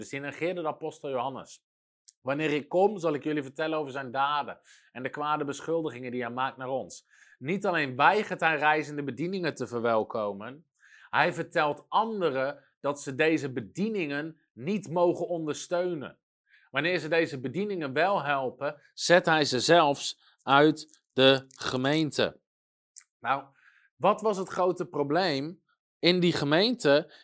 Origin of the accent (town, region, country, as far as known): Netherlands